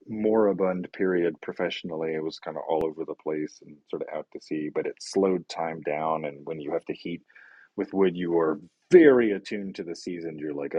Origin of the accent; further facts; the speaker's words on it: Brazil; now in United States; when we moved to the US from Brazil, inflation in Brazil was at 4,000%, right?